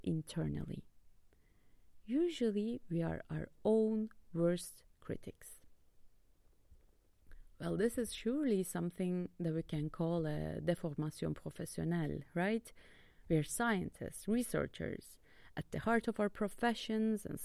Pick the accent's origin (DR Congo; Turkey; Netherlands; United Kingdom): Turkey; Istanbul; now in Leuven, Belgium; I'm from Istanbul, Turkey